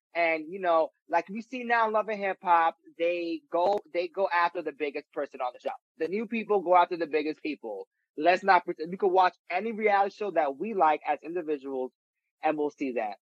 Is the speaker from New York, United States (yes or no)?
yes; New York City, New York, United States; I'm from the Bronx